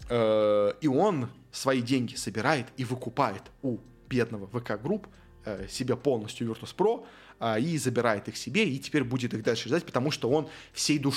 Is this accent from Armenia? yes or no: yes; Armenia; вообще мы бедные армяне, на нас сейчас нападают э, азербайджанцы, э, поддержите вообще бедный армянский клуб